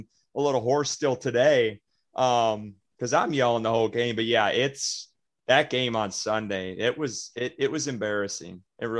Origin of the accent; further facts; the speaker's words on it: Green Bay, Wisconsin, United States; because I came from Wisconsin and Green Bay, and Lambeau Field, you never get this.